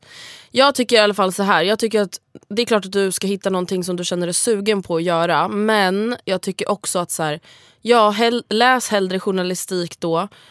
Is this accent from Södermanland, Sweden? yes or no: no; Stockholm, Stockholm County, Sweden; du och jag är dryga stockholmare